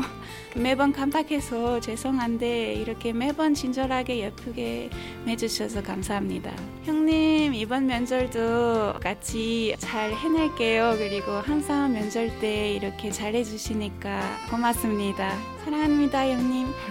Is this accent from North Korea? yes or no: no; France; Korean is a second language; moved away as an adult; now in South Korea; 저는 프랑스에서 온